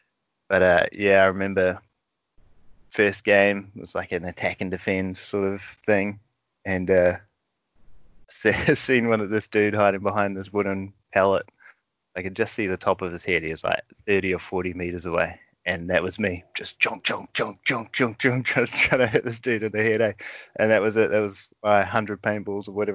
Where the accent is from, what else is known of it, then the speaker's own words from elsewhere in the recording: Wellington, New Zealand; now in Christchurch, New Zealand; I'm not from here originally. I'm from Wellington